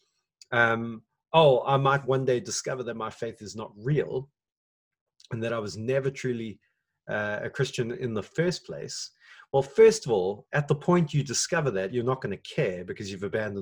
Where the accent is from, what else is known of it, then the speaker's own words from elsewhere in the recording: South Africa; as a South African